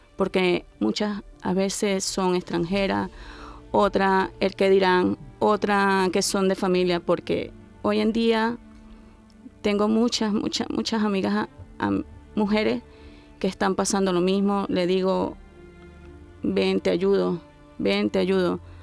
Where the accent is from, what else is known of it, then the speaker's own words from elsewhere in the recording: Venezuela; moved away; soy venezolana, tengo 55 años.